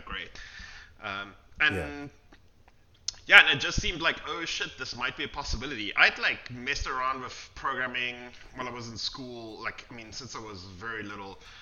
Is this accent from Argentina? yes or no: no; South Africa; We're from South Africa. So I mean, if you're growing up in South Africa